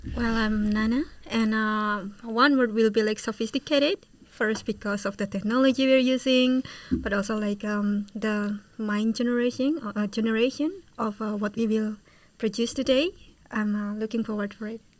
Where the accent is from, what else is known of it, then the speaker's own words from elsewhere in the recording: Indonesia; moved away as an adult; now in Utrecht, Netherlands; I'm from Indonesia and I'm studying international management in Utrecht University